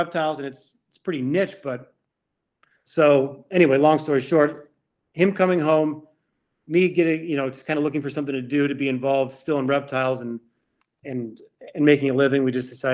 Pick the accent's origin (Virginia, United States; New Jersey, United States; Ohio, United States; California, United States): Ohio, United States; Cleveland; moved away as an adult; also born or lived in Miami, Florida / Louisiana; I grew up in Cleveland. But then I moved to Miami, Florida for 10 years